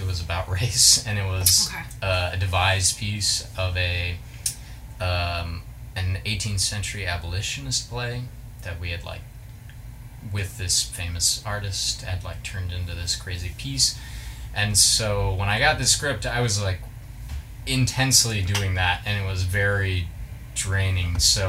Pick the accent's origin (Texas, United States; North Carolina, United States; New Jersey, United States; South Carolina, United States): Texas, United States; Plano; From the Dallas area.